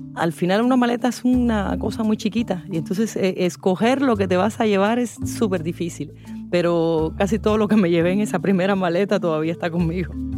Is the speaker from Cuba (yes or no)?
yes; Cuba; moved away as an adult; soy cubana, escritora